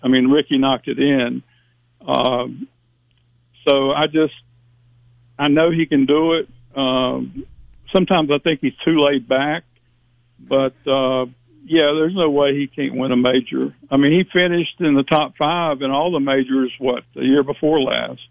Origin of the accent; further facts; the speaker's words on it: Shelby, North Carolina, United States; we're from Shelby, North Carolina